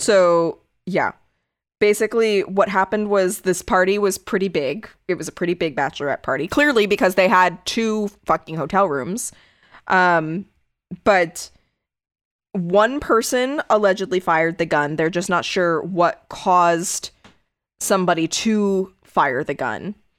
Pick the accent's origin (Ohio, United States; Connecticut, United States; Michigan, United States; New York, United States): Connecticut, United States; my home state